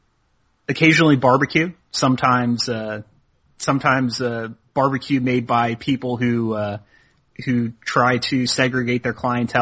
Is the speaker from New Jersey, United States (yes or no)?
yes; southern New Jersey, United States; moved away; the part of the world that I'm from, southern New Jersey produces tons of good college baseball players.